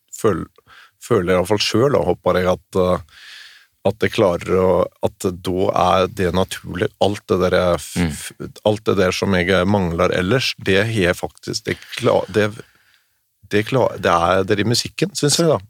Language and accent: Norwegian; Vinje, Vestfold og Telemark, Norway; Smerkelepp, det, og det er tre kilometer hjemmefra